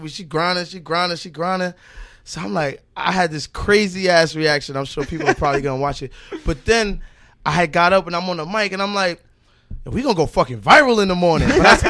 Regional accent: Brooklyn, New York, United States; Downtown. From okay. Fort Greene.

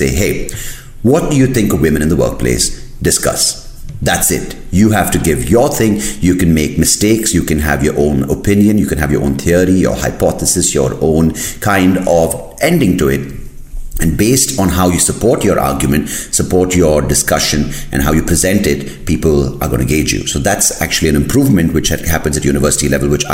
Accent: India; I'm Indian

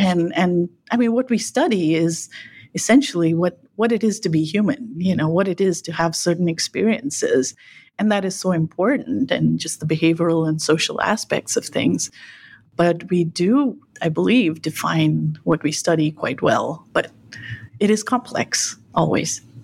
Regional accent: Nilgiri Hills, Tamil Nadu, India; now in United States; I spent some years growing up in India, in the south, in what's called the Nilgiri Hills

